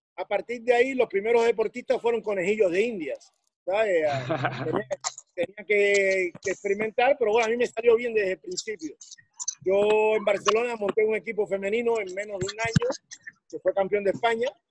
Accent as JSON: {"language": "Spanish", "region": "Havana", "country": "Cuba", "moved": "as an adult", "said": "soy cubano de La Habana"}